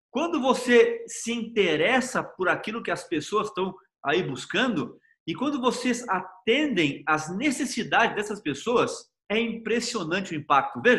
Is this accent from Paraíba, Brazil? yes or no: no; Salvador, Bahia, Brazil; now in Águas Claras, Brazil; eu sou de Salvador, da Bahia.